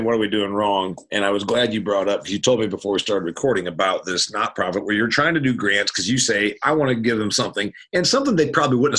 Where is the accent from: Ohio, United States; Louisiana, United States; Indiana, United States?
Indiana, United States; I know you don't know about corn like I do, because I'm from Indiana